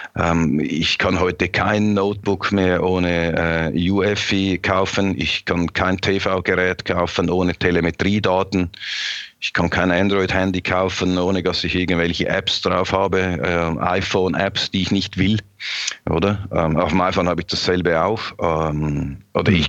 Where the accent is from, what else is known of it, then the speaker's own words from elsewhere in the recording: Switzerland; ich als Schweizer.